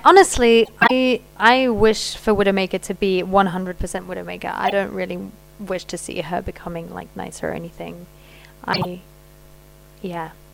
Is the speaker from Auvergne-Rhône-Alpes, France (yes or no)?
no; Paris, Île-de-France, France; I was brought up in Paris.